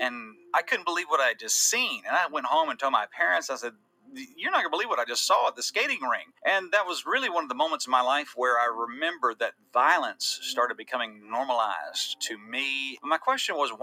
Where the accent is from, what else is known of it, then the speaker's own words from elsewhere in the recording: Atlanta, Georgia, United States; growing up in Metro Atlanta